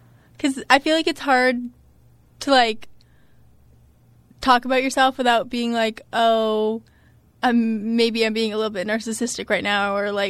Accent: Scituate, Massachusetts, United States; I am from Scituate, Massachusetts.

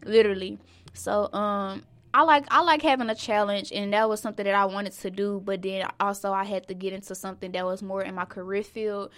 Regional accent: Dallas, Texas, United States; I'm from Sinking Hills

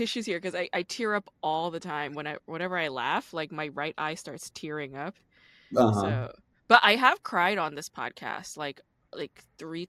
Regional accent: New York, United States; moved away as an adult; now in Los Angeles, United States; Well, I'm from New York.

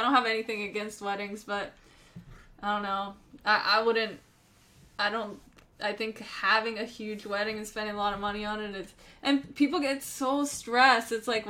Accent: Pennsylvania, United States; born or raised there; moved away

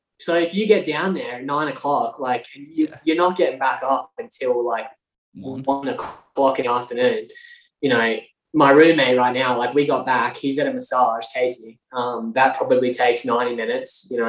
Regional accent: Alice Springs, Northern Territory, Australia; moved away; also born or lived in Toowoomba, Queensland; I actually grew up in Alice Springs.

